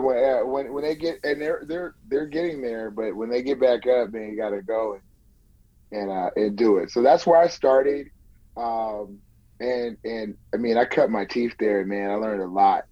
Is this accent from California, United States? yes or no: yes; Bay Area, California, United States; now in Turlock, United States; I'm I'm born and raised in the Bay Area, and I just moved uh, to Turlock, California, in my grandmother's house